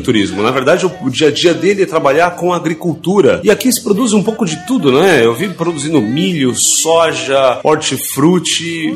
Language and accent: Portuguese; São Paulo, Brazil; nós somos de São Paulo, a gente veio por Chapecó